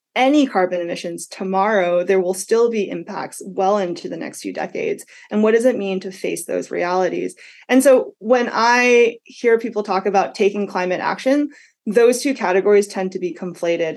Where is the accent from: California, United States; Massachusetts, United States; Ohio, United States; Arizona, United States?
Massachusetts, United States; moved away; I'm from Massachusetts